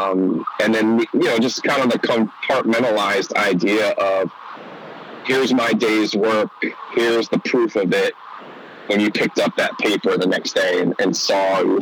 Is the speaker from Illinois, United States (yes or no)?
no; outside of New York City, New Jersey, United States; as someone who grew up in New Jersey, but I grew up outside of New York City